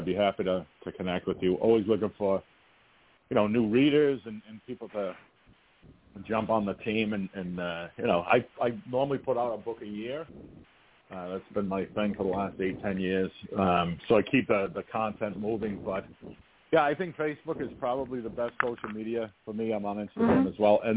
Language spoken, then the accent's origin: English; New England, United States; I come from New England